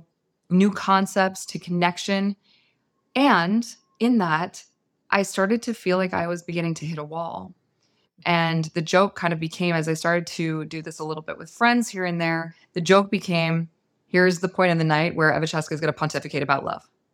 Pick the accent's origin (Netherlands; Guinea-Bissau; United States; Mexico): United States; San Francisco Bay Area, California; I was raised in the San Francisco Bay Area